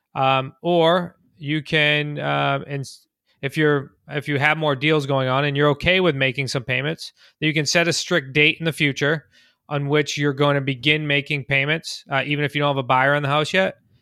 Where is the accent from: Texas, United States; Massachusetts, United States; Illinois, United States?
Massachusetts, United States; Central; I'm from Central Mass